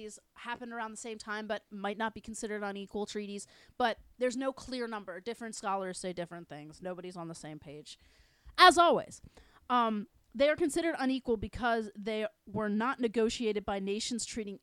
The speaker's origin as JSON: {"language": "English", "country": "United States", "tie": "born or raised there", "said": "Both born and raised white American"}